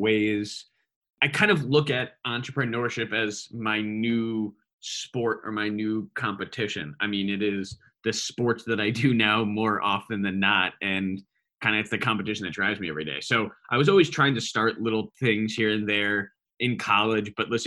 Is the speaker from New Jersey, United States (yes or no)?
yes; Westfield, New Jersey, United States; moved away as an adult; also born or lived in Virginia / California; I'm lucky enough to grow up in Westfield, New Jersey, where I know you live as well. So I grew up in Westfield basically my whole life